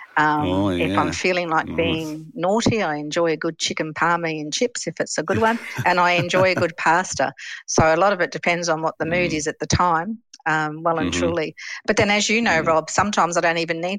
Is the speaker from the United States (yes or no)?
no; Western Australia, Australia; also born or lived in England / Geelong, Victoria; I was born in England and I am one of the last of the 10-pound POMies that actually came over to Australia. And I actually landed in Australia on my fourth birthday